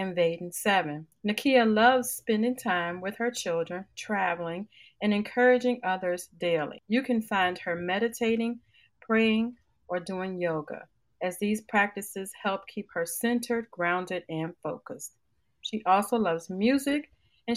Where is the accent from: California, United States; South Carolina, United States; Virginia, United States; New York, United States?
Virginia, United States; now in Savannah, United States; my home state of Virginia